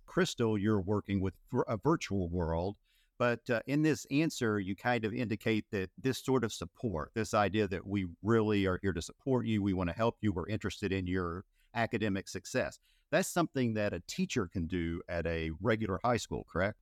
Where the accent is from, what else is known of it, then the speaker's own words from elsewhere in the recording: Appalachia, United States; I'm from Appalachia